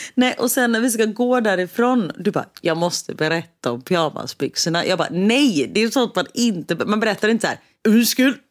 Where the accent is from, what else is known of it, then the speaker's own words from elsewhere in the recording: Gothenburg, Västra Götaland, Sweden; vi är ju från Göteborg